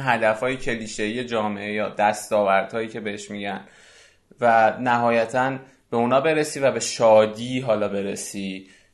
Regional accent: Iran; ما که ایرانی هستیم

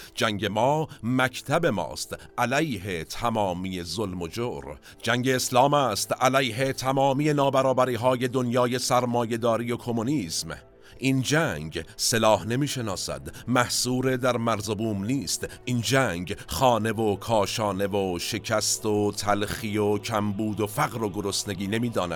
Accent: Iran

